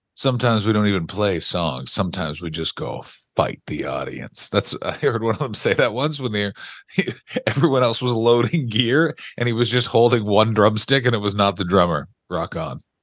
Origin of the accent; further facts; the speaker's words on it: Ottawa, Ontario, Canada; I grew up in Ottawa, Ontario, Canada